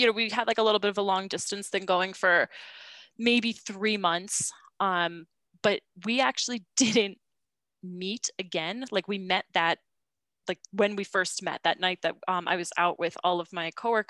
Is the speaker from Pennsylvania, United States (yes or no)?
no; upstate New York, United States; moved away as an adult; now in Ireland; From upstate New York. So I'm from New York, upstate